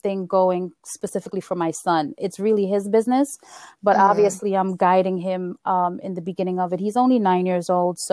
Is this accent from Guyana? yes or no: yes; Guyana; moved away; we're from Guyana. And we came from a small village in Guyana